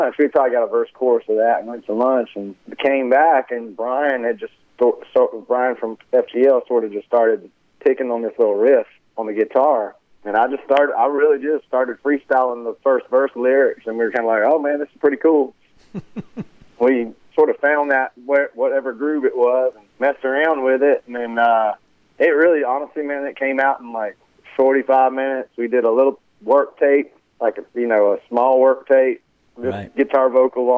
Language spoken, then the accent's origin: English; Conway, South Carolina, United States; So I grew up in Conway, South Carolina, and right outside of Myrtle Beach